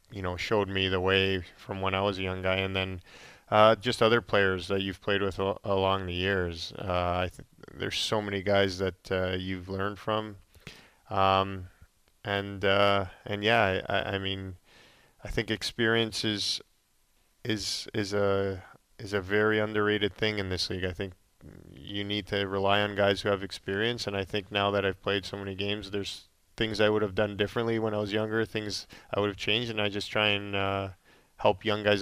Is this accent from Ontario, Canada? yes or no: no; Calgary, Alberta, Canada; yeah, I mean, just growing up in Calgary, basically, uh, I grew up there. Uh, I was there for 15 years and got to know the community really well.